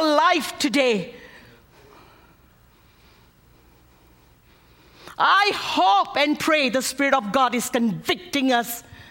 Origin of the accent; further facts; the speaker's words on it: Malaysia; moved away as an adult; also born or lived in United States; I'm an American on the outside. But I'm a Malaysian Indian on the inside.